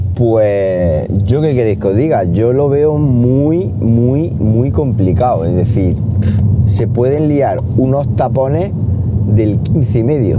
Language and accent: Spanish; Siles, Andalusia, Spain; en mi pueblo, en Siles